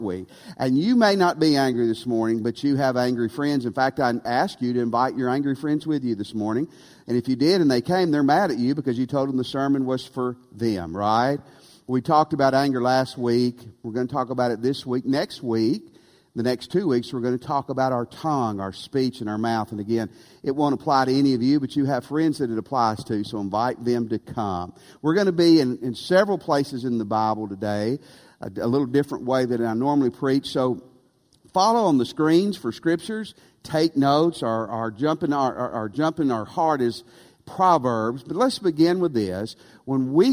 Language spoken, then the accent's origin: English; West Tennessee, United States; Near where Clayton and Mary and I grew up in West Tennessee, in the 1980s